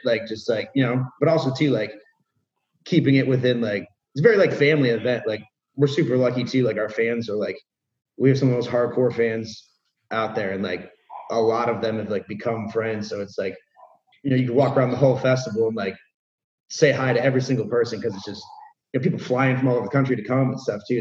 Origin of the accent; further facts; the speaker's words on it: Cleveland, Ohio, United States; we're from Cleveland, like the Midwest